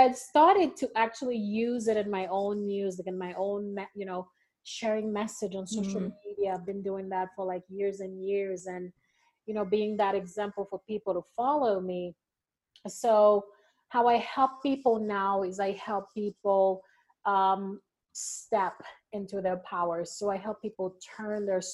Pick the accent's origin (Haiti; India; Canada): Haiti; moved away as an adult; also born or lived in Vermont, United States; now in Utah, United States; I am originally from Haiti.